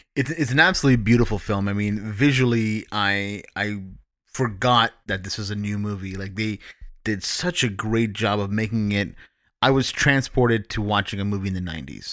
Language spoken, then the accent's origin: English; Toronto, Ontario, Canada